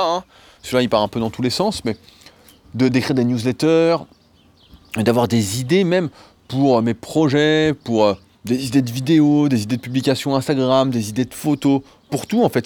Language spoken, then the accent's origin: French; France; also born or lived in Annecy; en tant que Français